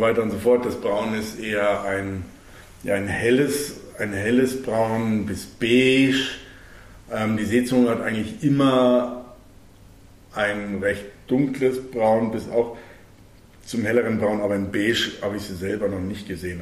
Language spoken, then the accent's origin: German; Germany; bei uns in Deutschland